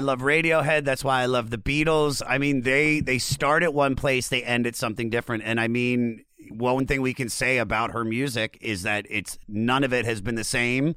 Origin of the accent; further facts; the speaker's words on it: Germantown, Maryland, United States; moved away as an adult; also born or lived in Baltimore, Maryland; now in Los Angeles, United States; I, I was born in Germantown, but, and I lived in Baltimore for seven years.